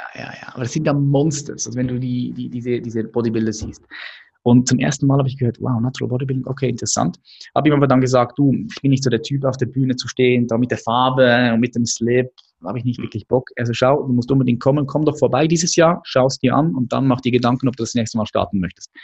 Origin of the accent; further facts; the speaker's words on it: Adliswil, Zurich, Switzerland; Ich bin aufgewachsen hier in der Schweiz, in Adliswil